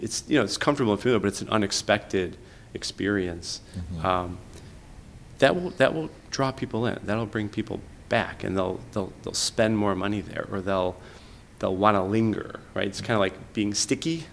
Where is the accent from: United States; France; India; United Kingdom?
United States; Chicago, Illinois; I grew up on Southwest Side, just like near Midway Airport